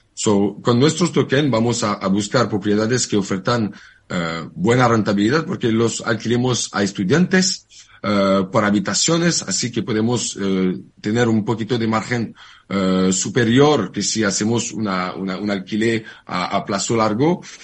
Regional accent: France; Spanish is a second language; moved away as an adult; now in Barcelona, Spain; Yo soy francés. Hmm. Hace, hace un par de años que vivo en Barcelona

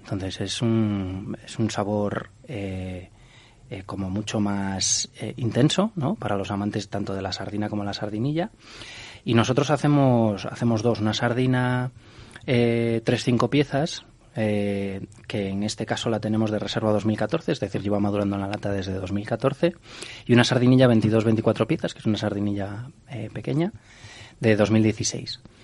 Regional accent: Galicia, Spain; Yo como gallego

